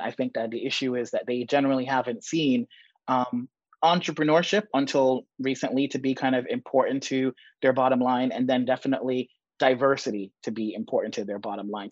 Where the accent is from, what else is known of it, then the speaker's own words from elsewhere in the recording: New York City, New York, United States; moved away as an adult; also born or lived in Jamaica / London / Barcelona / Madrid; I was born in Jamaica, grew up in the Bronx, went to Yale College and Yale Law School